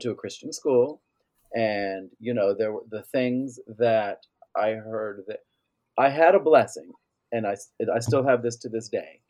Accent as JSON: {"language": "English", "town": "Tavares", "region": "Florida", "country": "United States", "tie": "born or raised there", "also_born_or_lived": "Orlando, Florida", "said": "growing up in Lake County"}